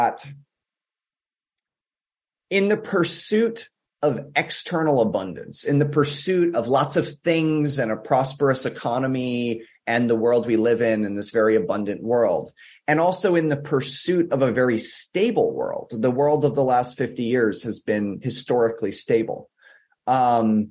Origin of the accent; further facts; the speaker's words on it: United States; I'm speaking as an American here